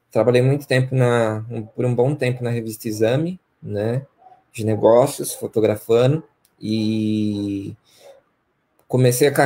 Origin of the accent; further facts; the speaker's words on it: Campinas, São Paulo, Brazil; eu sou natural de Campinas, né? Cresci aqui num bairro chamado Vila Bela, Vila Castelo Branco, os bairros mais tradicionais da periferia de Campinas, né?